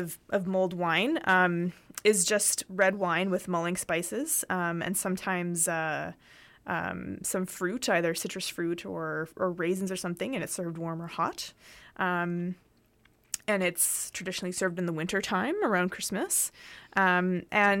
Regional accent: Canada; Canada, we also have our own kind of version of glühwein.

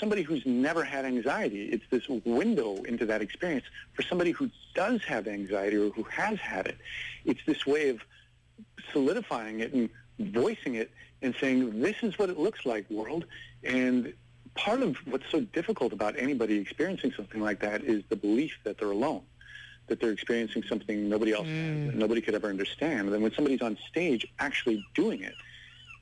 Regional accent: Vancouver, British Columbia, Canada; also born or lived in Victoria; growing up in Vancouver

